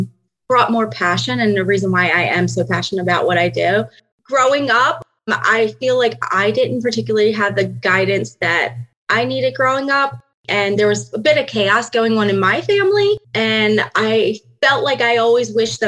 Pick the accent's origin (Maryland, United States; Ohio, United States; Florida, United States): Maryland, United States; moved away as an adult; now in Pennsylvania, United States; I am originally from Maryland, and I recently moved to Pennsylvania about 5 years ago